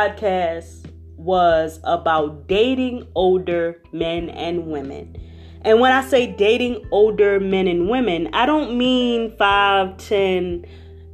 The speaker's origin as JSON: {"language": "English", "town": "Philadelphia", "region": "Pennsylvania", "country": "United States", "said": "I am from Philadelphia. So all I know is weeds, cement, city life, cars"}